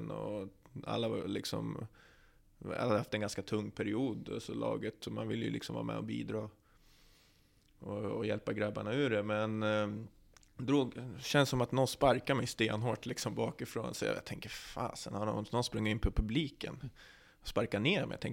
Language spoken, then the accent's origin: Swedish; Norrland, Sweden; Jag är från Norrland, då, då biter man ihop.